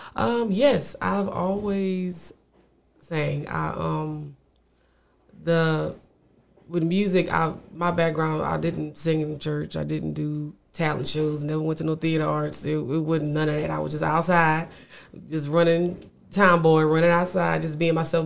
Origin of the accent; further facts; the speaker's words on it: Lafayette, Louisiana, United States; now in Houston, United States; I'm a Louisiana native, always will be.